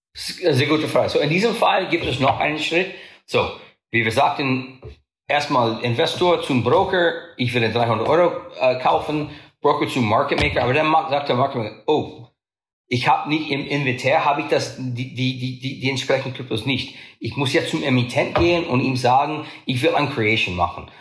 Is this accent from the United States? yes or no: yes; United States; German is a second language; bin ich Amerikaner